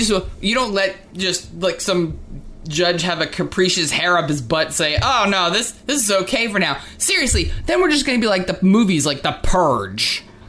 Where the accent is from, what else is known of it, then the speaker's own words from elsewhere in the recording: New Jersey, United States; And I came from New Jersey, where, like, the liquor stores are like, you know, grocery stores.